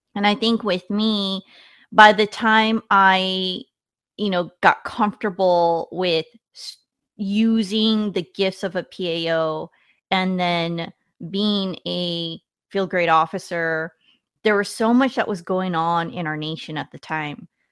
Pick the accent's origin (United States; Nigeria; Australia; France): United States; Washington; I grew up in Washington State